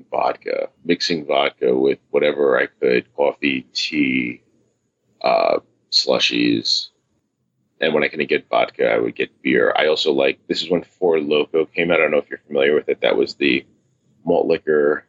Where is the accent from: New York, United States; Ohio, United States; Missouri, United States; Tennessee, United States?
New York, United States; I grew up here in New York, typical New York style family upbringing